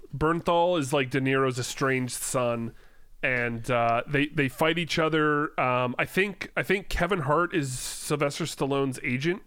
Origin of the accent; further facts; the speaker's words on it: Langley, British Columbia, Canada; your hometown